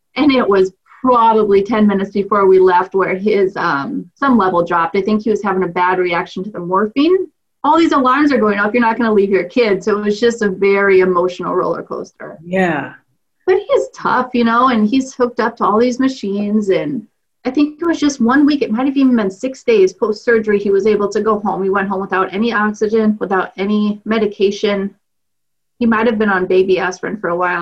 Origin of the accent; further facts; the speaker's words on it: Clear Creek Amana School District, eastern Iowa, United States; I grew up in the Clear Creek Amana School District